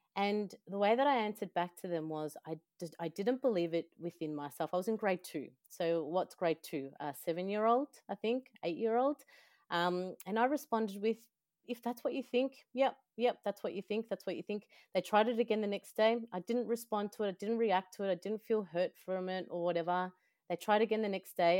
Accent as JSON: {"language": "English", "country": "El Salvador", "said": "I am from El Salvador."}